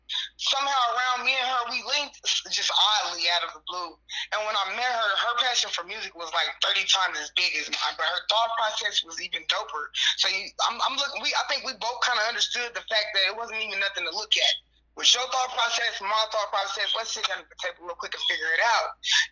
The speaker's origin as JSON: {"language": "English", "town": "Kansas City", "region": "Missouri", "country": "United States", "lives_now": "Las Vegas, United States", "said": "And mind you, I am from Kansas City, and I actually moved to Las Vegas, but I can't find it in myself to stay at home because we have so much work here."}